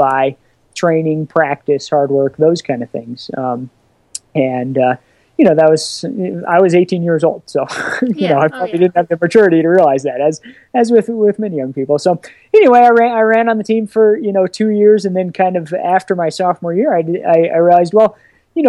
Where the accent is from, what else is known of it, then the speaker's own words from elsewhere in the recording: Colorado, United States; I grew up in Colorado. I love the mountains. You know, I really didn't want to leave. I still don't really see any reason to leave, and I haven't.